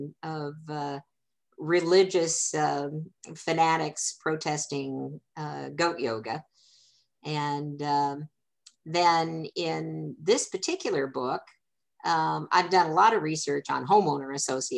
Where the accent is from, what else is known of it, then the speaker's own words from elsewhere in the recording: Keokuk, Iowa, United States; my hometown, which is Keokuk, Iowa, a small town